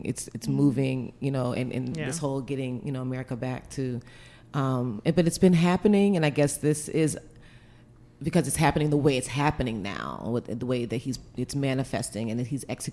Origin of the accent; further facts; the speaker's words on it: the South, United States; my family, we're from the South